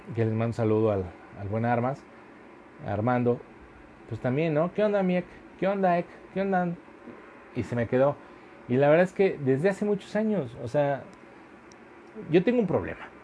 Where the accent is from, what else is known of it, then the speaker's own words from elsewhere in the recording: Mexico; todos como sociedad mexicana